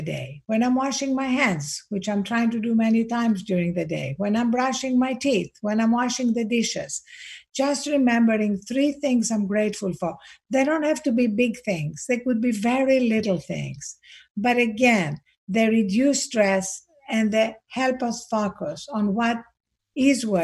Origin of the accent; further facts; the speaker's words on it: Greece; accent: Greek; I'm Greek, as you can hear from my accent